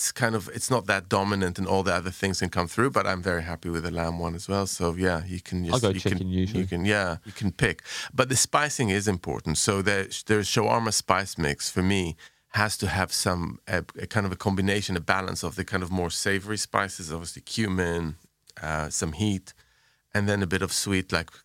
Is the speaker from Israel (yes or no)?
yes; Jerusalem, Jerusalem District, Israel; So when I was growing up in Jerusalem, we used to go to, there was a bunch of places